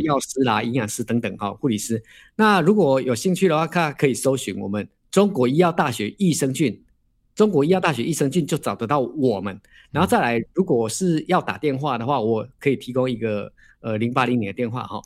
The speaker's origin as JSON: {"language": "Chinese", "country": "Taiwan", "said": "我们都是台湾人"}